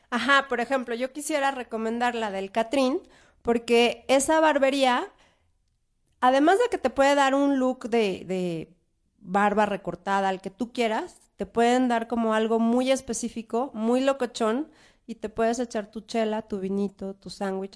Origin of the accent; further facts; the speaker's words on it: Mexico City, Mexico; Yo soy oriunda de la Roma y en la Roma ves cada cosa